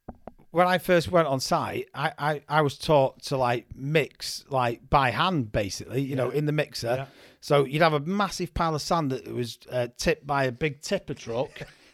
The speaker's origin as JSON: {"language": "English", "town": "Manchester", "region": "North West England", "country": "United Kingdom", "said": "Well, I'm from Manchester, but the Tameside area of Manchester."}